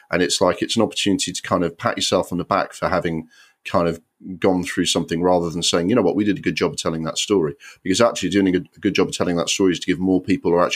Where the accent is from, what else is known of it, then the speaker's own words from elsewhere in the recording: Sunderland, North East England, United Kingdom; born there; But I was born in Sunderland, which is a working class town.